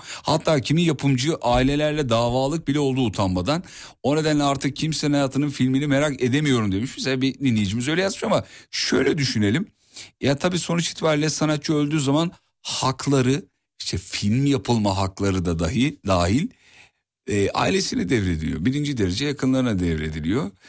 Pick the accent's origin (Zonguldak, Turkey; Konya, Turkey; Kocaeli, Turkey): Kocaeli, Turkey; İzmit; Hulusi Ketmen İzmit'tedir onu da söyleyeyim. Memleketim olunca